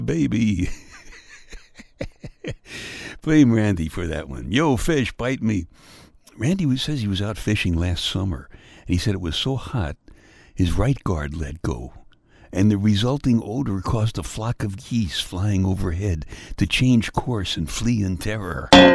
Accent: Brooklyn, New York, United States; my hometown, Brooklyn

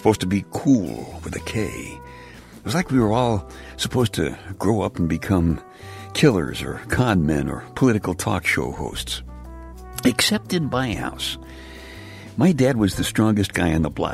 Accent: New York City, New York, United States; section of Brooklyn, New York

